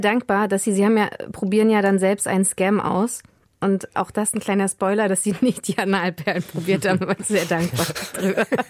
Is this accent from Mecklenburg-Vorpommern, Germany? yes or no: yes; Mecklenburg-Vorpommern, Germany; ich bin 86 in Mecklenburg-Vorpommern geboren worden